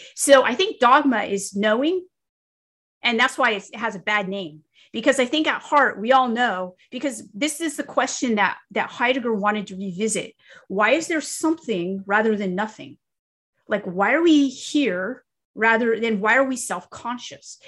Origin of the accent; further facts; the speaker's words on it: California, United States; moved away as an adult; now in the South, United States; I'm here in the South, but I grew up in California